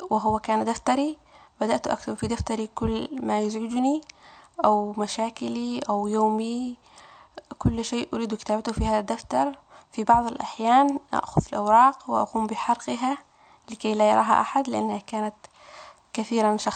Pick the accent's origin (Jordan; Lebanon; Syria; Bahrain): Syria; Raqqa, Raqqa Governorate; now in Quebec, Canada; مرحبا أصدقائي … أنا سورية من مدينة الراقة أنا أعيش في كندا حاليا في كيبيك أعيش في كندا منذ سنتين